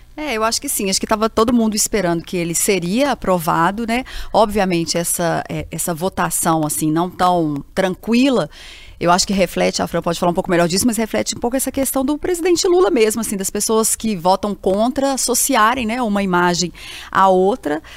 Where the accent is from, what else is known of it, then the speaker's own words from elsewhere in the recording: Minas Gerais, Brazil; nós todos, assim, enquanto mineiros